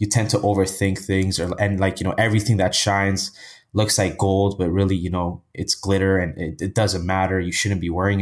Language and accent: English; Ethiopia; now in Toronto, Canada; I was born in Canada, Toronto, Canada. And my parents, you know, they were together and they would work every single day. And they always wanted to go back where they were from to start a business, right? So I think at age six, I moved back to the motherland, which is Ethiopia, which is in East Africa. And, you know, I lived there most of my life